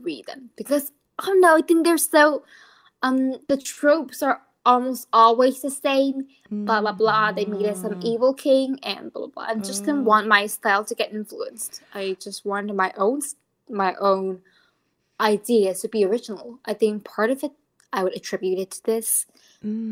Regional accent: Taoyuan, Taiwan; English is a second language; I'm from Taoyuan

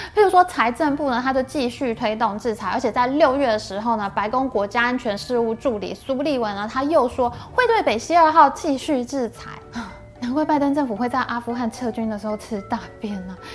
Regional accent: Taiwan; 现在我们台湾的

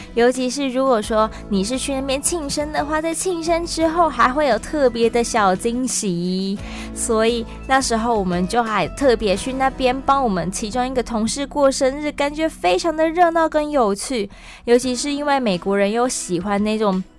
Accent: Taiwan; I'm from Taiwan

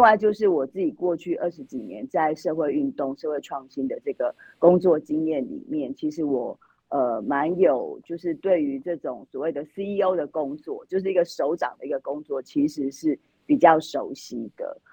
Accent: Yilan County, Taiwan; 我们宜兰这边

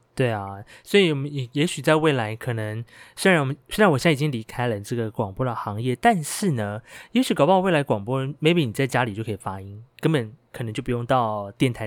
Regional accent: Hualien County, Taiwan; 我是来自于花莲阿美族的

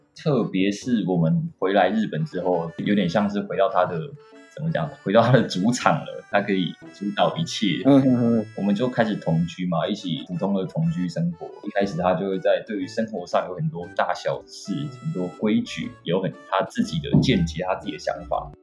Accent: Taiwan; 我们台湾人

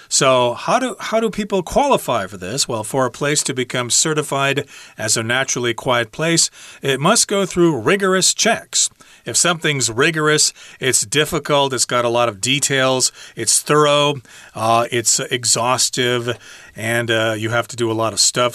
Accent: just west of Chicago, a state in the Midwestern United States, United States; I'm from uh, a state in the Midwestern United States, and you might think it's really quiet there. But actually, Chicago is just to the east of there

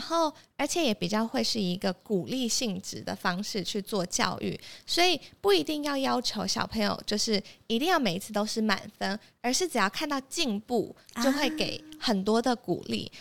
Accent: Taipei, Taiwan; moved away as an adult; also born or lived in Abu Dhabi, United Arab Emirates; 我从小到大都是在台北长大

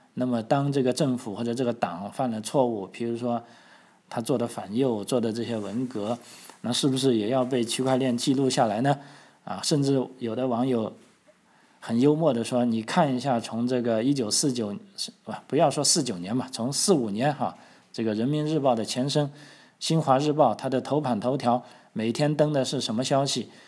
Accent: China; moved away as an adult; now in Australia; 咱们中国在中国的朋友

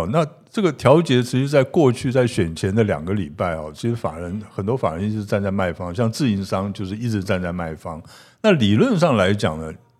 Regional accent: Pingtung County, Taiwan; 哎，我们屏东人都一样，我也是这样。

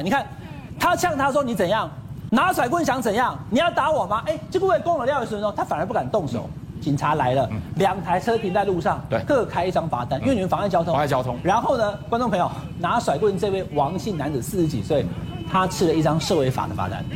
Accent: Taiwan; 我们台湾人

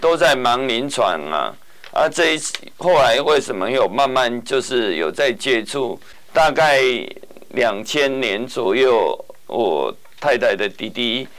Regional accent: Kaohsiung, Taiwan; moved away as an adult; also born or lived in Taichung; now in Chiayi, Taiwan; 因为我本身是高雄人，然后又在高雄长庚。

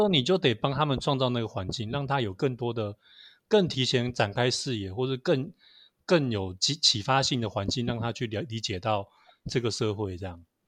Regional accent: Taiwan; 我们台湾

